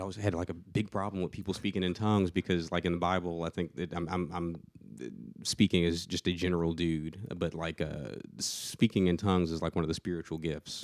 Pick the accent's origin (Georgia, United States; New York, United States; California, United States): Georgia, United States; Atlanta; moved away as an adult; now in Murfreesboro, United States; I'm from the Atlanta area.